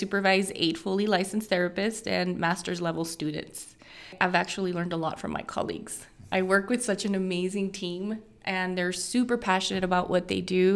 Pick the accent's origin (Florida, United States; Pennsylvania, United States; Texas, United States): Texas, United States; Fabens; moved away as an adult; also born or lived in Colorado; I'm from Fabens. I graduated from Fabens High School